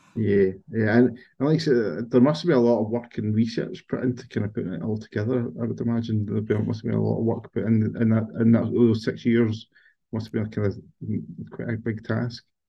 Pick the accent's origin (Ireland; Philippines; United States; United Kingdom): United Kingdom; Kate's Well, Lanarkshire, Scotland; I grew up in Kate's well